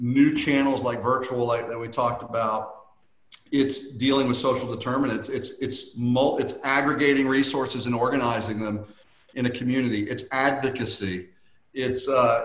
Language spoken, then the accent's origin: English; Louisiana, United States; I grew up in Louisiana